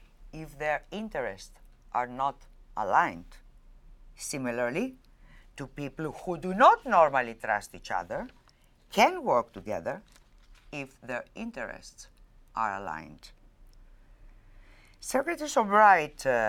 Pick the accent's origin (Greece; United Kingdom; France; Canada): Greece; Crete; I was born in Crete, in Greece